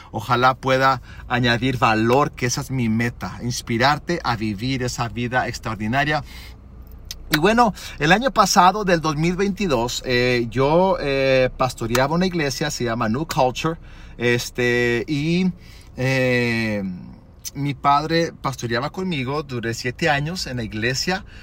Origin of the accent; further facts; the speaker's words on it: Zacatecas, Mexico; tengo 38 años. Mis padres fueron misioneros a Zacatecas durante 38 años. Soy gringo de cascarón, mexicano de corazón. Cuando llegué a Zacatecas tenía 3 meses de edad.